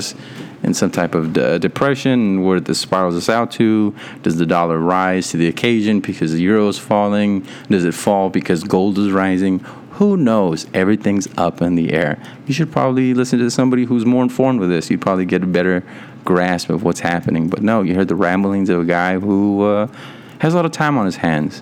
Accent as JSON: {"language": "English", "region": "Texas", "country": "United States", "tie": "born or raised there", "said": "I was born in Texas."}